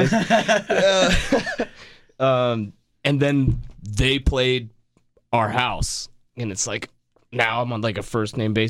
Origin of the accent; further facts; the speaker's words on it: Durham, North Carolina, United States; I grew up in Durham listening to KNC